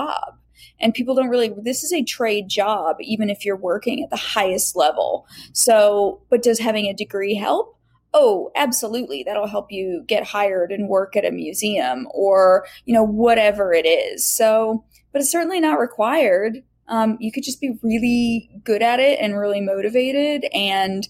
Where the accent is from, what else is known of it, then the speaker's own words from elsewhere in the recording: United States; also born or lived in Indiana / Florida; I grew up in Indiana and Florida